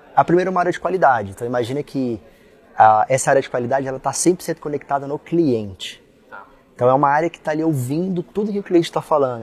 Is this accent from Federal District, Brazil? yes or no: yes; Brasília, Federal District, Brazil; Sou brasiliense, tá? Com orgulho